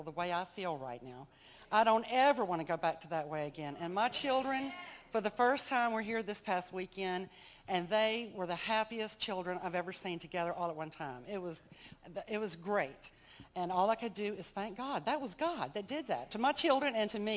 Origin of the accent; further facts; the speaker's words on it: Mobile, Alabama, United States; I'm from Mobile, Alabama